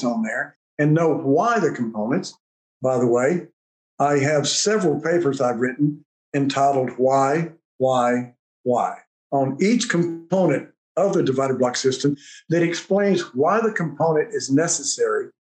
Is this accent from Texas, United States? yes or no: yes; West Texas, United States; I'm a goober from West Texas